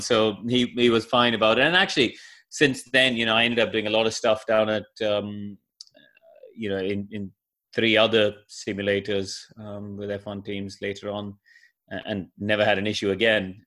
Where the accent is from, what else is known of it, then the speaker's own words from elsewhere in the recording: India; when I grew up in India